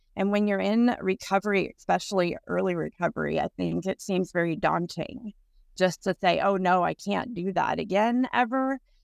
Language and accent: English; Texas, United States; moved away as an adult; now in Everett, United States; I'm originally from Texas. I've been here for about seventeen years.